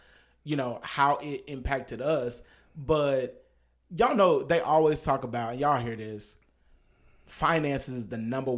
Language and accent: English; Dallas, Texas, United States; I grew up in South Dallas, so they were everywhere.